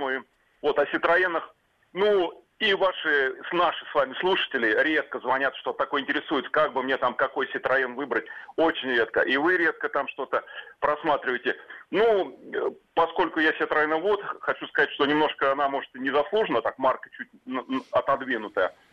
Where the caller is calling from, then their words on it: Tula, Tula Oblast, Russia; Да, я звонил вам из Тулы.